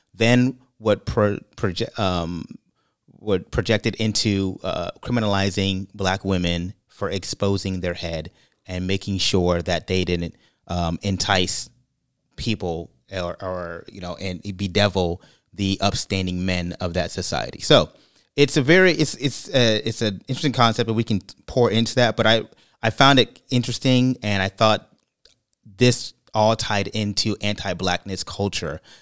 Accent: California, United States; moved away; also born or lived in Brooklyn, New York / Florida; I'm from California, and born and raised in California, Brooklyn, New York

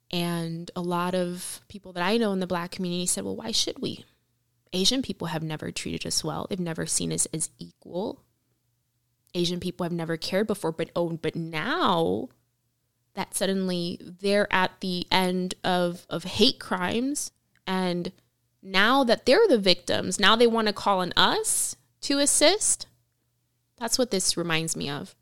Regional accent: Cuba; now in United States; in Cuba. And I was born there

